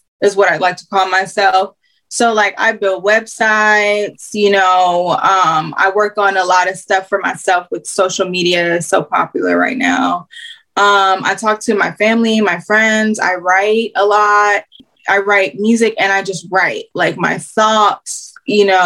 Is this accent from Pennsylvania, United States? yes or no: no; Houston, Texas, United States; I'm from Houston